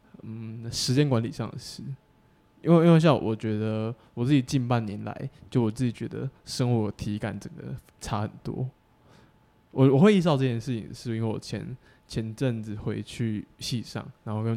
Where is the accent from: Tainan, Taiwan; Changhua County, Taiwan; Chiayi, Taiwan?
Tainan, Taiwan; now in Taipei, Taiwan; 不是台北人啊，我台南人啊。